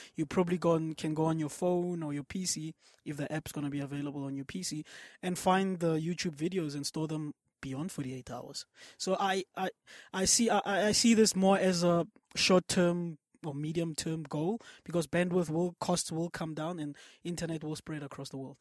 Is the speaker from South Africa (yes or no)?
yes; South Africa